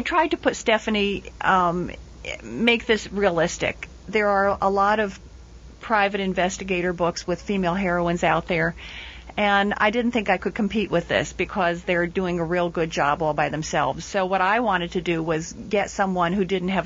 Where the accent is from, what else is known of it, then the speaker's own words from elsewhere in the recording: Trenton, New Jersey, United States; I'm writing this from New Jersey and from Trenton, New Jersey, and from my own background, there are a lot of ethnic names